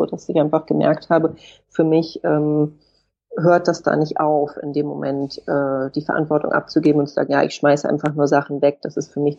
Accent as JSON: {"language": "German", "region": "Hamburg", "country": "Germany", "tie": "born or raised there", "moved": "as an adult", "lives_now": "Berlin, Germany", "said": "Ich bin geboren und aufgewachsen in Hamburg und bin dann nach dem Abitur nach Berlin gezogen und lebe jetzt hier schon seit einer Weile."}